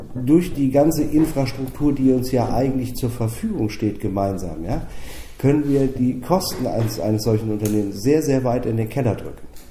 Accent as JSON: {"language": "German", "country": "Germany", "said": "wir in Deutschland"}